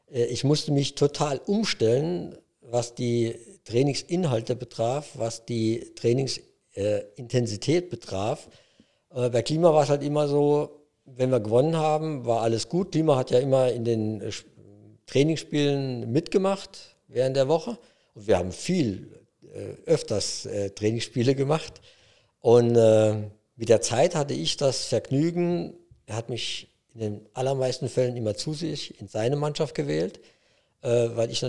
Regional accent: Einöd, Saarland, Germany; Jo, das ist meine Heimat. Äh, ich bin da geboren, aufgewachsen, äh, Fünf Kilometer entfernt FC Homburg, das war meine erste Spielerstation im bezahlten Fußball. Groß geworden natürlich beim SV Einöd Ingweiler, so heißt der kleine Verein.

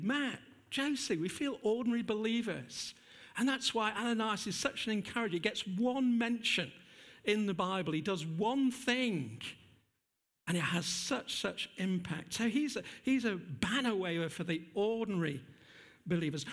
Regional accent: England, United Kingdom; we're too English.

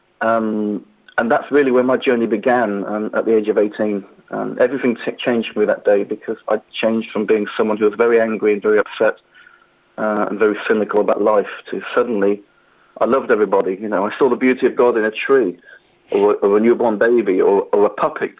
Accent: Peterborough, East of England, United Kingdom; my hometown of Peterborough in Cambridgeshire

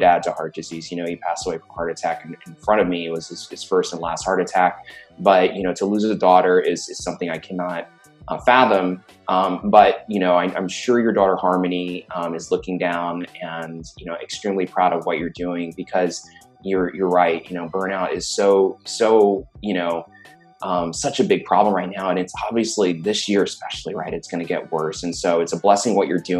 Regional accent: New York City, New York, United States; also born or lived in Florida; now in Silicon Valley, United States; I grew up in Brooklyn, and then Florida. And then, I'm out here in Silicon Valley

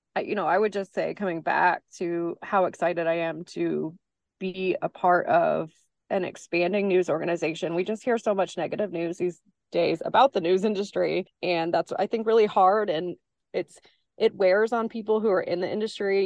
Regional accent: Simpson, Illinois, United States; I grew up in the town of Simpson, which many people have never heard

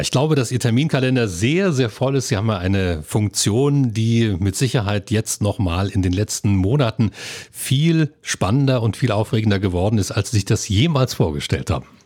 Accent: Lusatia, Germany; Als Lausitzer

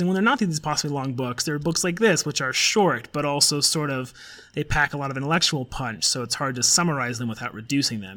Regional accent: Colorado, United States; also born or lived in Oxford; you and I are both from Colorado, and we're from like just you know we're just from Nowheresville, Denver suburb satellites stuff

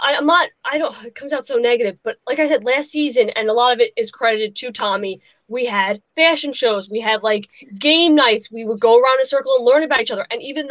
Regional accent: Long Island, New York, United States; from Long Island

